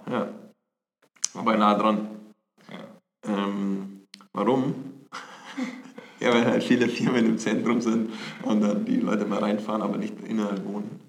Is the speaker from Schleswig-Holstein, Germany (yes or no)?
no; Bavaria, Germany; accent: Bavarian; mit mir so einen bayerischen Einschlag